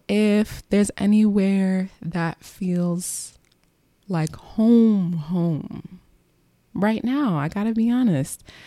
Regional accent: Long Island, New York, United States; moved away as an adult; also born or lived in Bronx, New York / Texas / Delaware / Philadelphia; now in New York, United States; We moved to Long Island when I was, like, six. So from age six to twenty-one, Long Island was the backdrop to my childhood

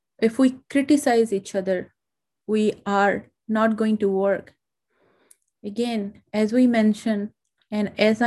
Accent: India; now in United States; India, which is my home country

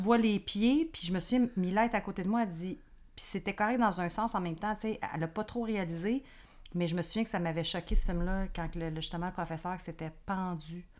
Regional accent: Quebec, Canada; je suis québécoise

